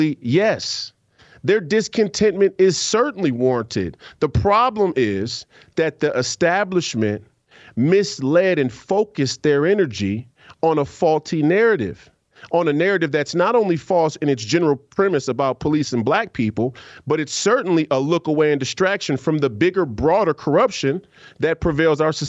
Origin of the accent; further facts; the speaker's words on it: Minneapolis, Minnesota, United States; I'm from Minneapolis. I was born and raised here, and I lived here most of my life